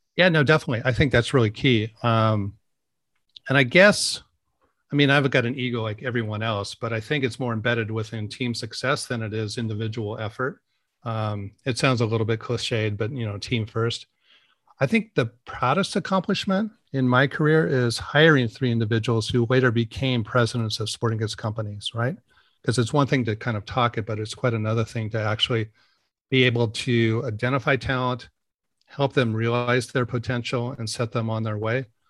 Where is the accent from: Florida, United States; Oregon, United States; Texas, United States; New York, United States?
Oregon, United States; Portland; also born or lived in San Francisco, California / Tiburon, California; I grew up here in Portland